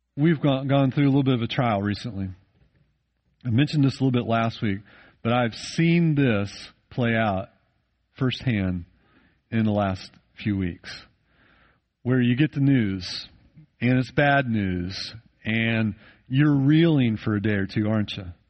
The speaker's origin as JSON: {"language": "English", "country": "United States", "tie": "born or raised there", "said": "I grew up in the United States of America"}